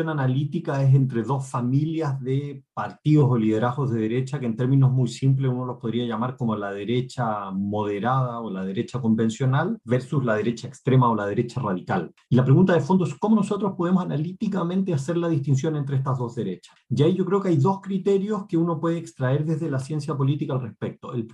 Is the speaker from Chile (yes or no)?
yes; Chile; Pinochet en Chile, el país de donde yo vengo